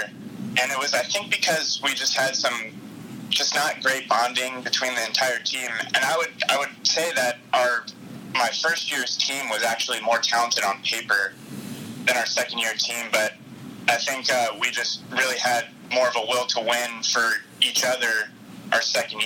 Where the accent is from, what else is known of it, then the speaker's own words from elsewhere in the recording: Southern California, United States; moved away as an adult; also born or lived in Seattle, Washington; I'm from Southern California